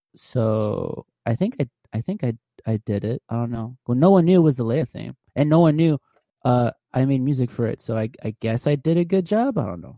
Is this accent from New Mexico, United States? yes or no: no; California, United States; moved away as an adult; now in Houston, United States; I'm originally from California, so I graduated high school, moved to Texas